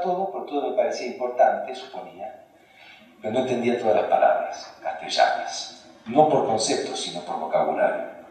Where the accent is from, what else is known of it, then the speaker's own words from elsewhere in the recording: Argentina; first language Hungarian; Spanish is a second language; also born or lived in Romania; cuando yo llego con mis padres a la Argentina de Rumania